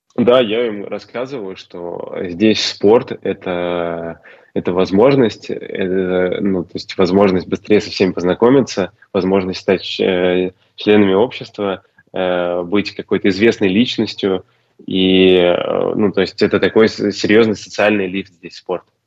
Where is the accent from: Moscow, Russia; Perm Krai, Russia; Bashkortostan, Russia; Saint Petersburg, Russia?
Bashkortostan, Russia; Ufa; moved away as an adult; now in Slovenia; большой привет моему родному городу